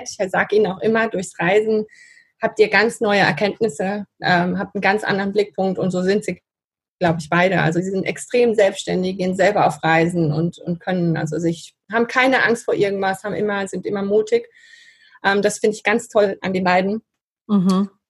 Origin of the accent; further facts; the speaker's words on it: Spain; dann meine Kindheit in Spanien, also da bin ich sehr dankbar dafür, dass meine Eltern damals so mutig waren. Die waren, die sind 68 nach Spanien und da bin ich aufgewachsen.